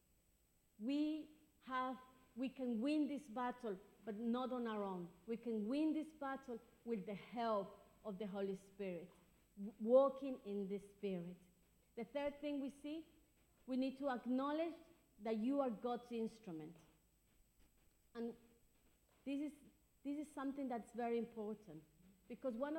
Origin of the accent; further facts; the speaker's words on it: Ecuador; now in London, United Kingdom; I'm from Ecuador. That's my country of birth